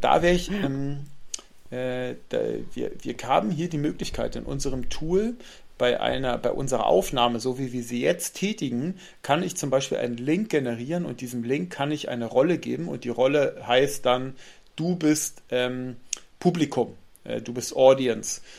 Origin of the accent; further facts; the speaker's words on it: Northern Germany, Germany; bei uns in Norddeutschland